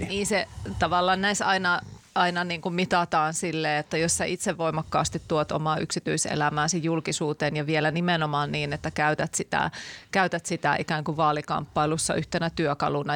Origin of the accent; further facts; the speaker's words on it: Laukaa, Central Finland, Finland; olen sieltä Laukaasta kotoisin